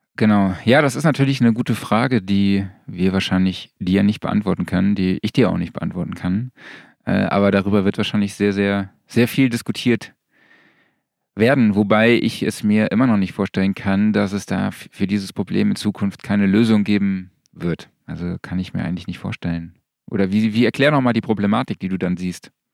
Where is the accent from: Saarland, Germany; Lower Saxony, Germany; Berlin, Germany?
Saarland, Germany; moved away; ich komme ja aus dem Saarland